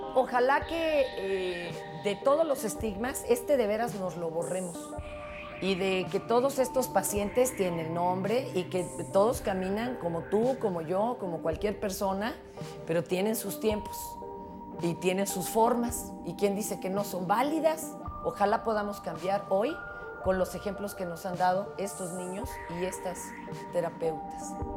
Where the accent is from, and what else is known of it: Mexico